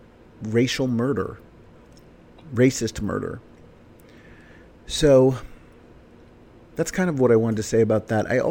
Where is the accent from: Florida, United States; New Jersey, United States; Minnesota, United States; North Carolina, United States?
New Jersey, United States; Summit; moved away; My hometown, my little white bread hometown of Summit, New Jersey